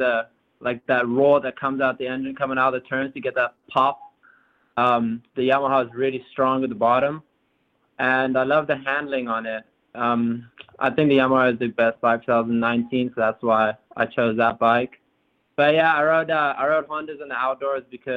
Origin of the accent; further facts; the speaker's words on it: Zambia; also born or lived in South Africa; now in United States; I was born in South Africa, and then I left South Africa when I was 3 years old to Zambia, and that's where I've pretty much grown up my whole life.